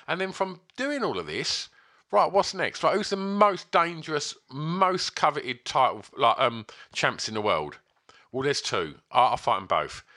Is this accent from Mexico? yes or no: no; England, United Kingdom; I do like being English